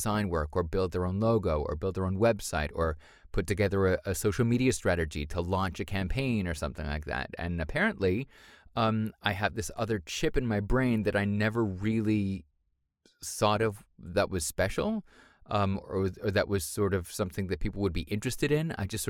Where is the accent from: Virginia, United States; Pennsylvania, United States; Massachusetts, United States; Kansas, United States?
Massachusetts, United States; Boston; born there; Well, I was born in America, in Boston.